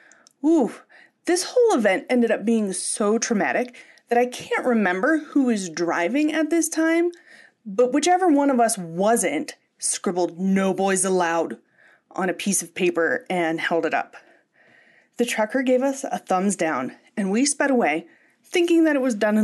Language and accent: English; Pittsburgh, Pennsylvania, United States; moved away as an adult; also born or lived in Los Angeles; I'm from Pittsburgh, one of the greatest cities in the world. After college, though, I moved to one of the other greatest cities in the world, Los Angeles.